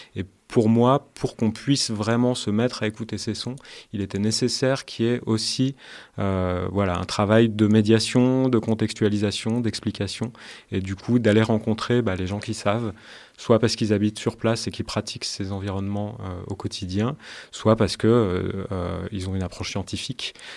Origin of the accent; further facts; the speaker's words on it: Grenoble, Auvergne-Rhône-Alpes, France; moved away as an adult; now in Paris, France; je suis originaire de Grenoble, je suis artiste sonore, mais je suis originaire de Grenoble et je vis depuis euh, 10 euh, ans à Paris